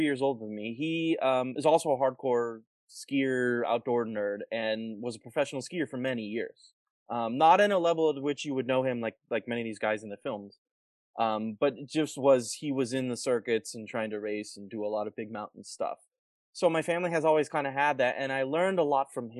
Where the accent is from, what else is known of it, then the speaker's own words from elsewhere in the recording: Colorado Springs, Colorado, United States; I grew up in Colorado, in Colorado Springs.